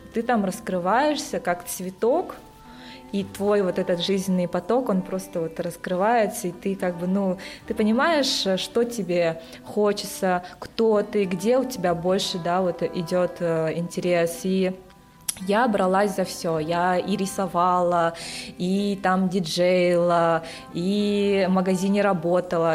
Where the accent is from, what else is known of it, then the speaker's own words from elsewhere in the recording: Yakutia, Sakha Republic, Russia; moved away as an adult; also born or lived in Moscow / Costa Rica; я сама родом из Якутии и приехала в Москву учиться на инженера-электрика